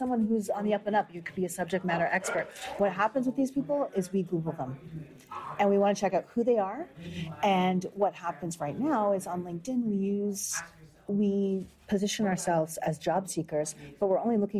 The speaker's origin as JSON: {"language": "English", "country": "Canada", "said": "I think of Canada as home for sure, but I look at myself as a Canadian-Jamaican or Jamaican-Canadian"}